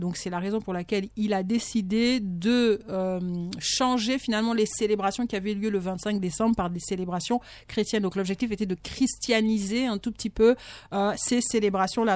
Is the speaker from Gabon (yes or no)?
yes; Bitam, Woleu-Ntem, Gabon; moi je suis de Bitam